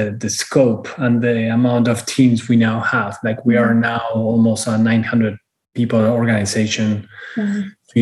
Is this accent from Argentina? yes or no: yes; Argentina; moved away as an adult; also born or lived in United Kingdom; now in Miami, United States; born and raised in Argentina, moved to Europe when I was 30, lived in the UK for 10 years.